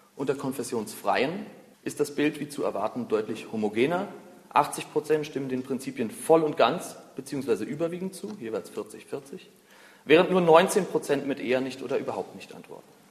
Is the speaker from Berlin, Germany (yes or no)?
yes; Berlin, Germany; Ich bin 29 Jahre alt, bin Berliner